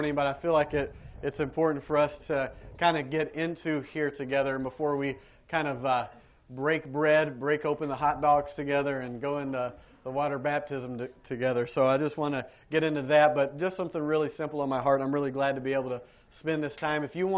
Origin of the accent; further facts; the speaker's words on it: Georgia, United States; moved away; I grew up in Georgia, in America